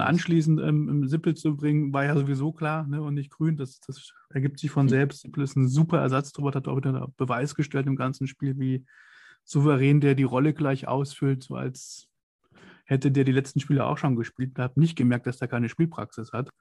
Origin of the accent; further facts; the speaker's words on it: Kassel, Hesse, Germany; ich komme nicht gebürtig aus, aus Mönchengladbach, ich komme aus Kassel. Das ist in Nordhessen